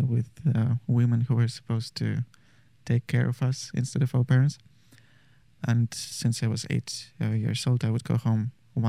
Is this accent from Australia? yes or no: no; Maryina Horka, Minsk Region, Belarus; moved away; I'm from a small town 70 kilometers from Minsk.